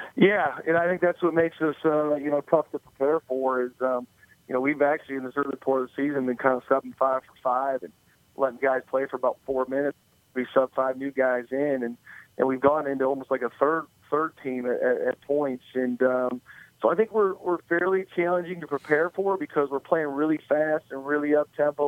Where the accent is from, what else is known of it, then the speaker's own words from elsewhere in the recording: Michigan, United States; now in Marietta, United States; I grew up in Michigan, so I'm a Lions fan